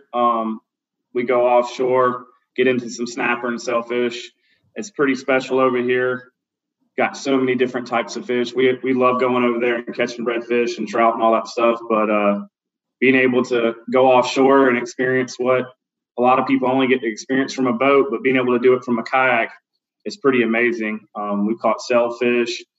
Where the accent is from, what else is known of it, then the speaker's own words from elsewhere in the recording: North Carolina, United States; moved away as an adult; now in Florida, United States; I'm actually from North Carolina, the middle of the state. I moved here probably 15 years ago.